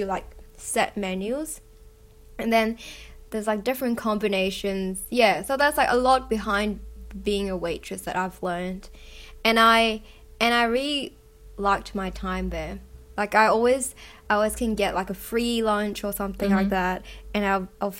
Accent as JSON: {"language": "English", "country": "Hong Kong", "tie": "born or raised there", "also_born_or_lived": "Australia", "said": "growing up in Hong Kong"}